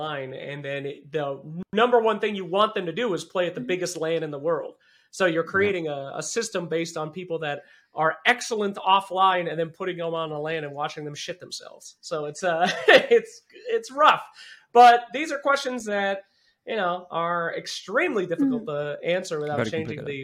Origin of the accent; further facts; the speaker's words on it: United States; As an American